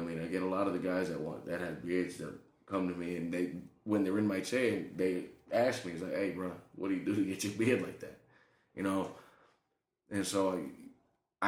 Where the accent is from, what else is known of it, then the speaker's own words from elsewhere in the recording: Fall River, Massachusetts, United States; I was born in Fall River, Mass., which is not too far out of Boston.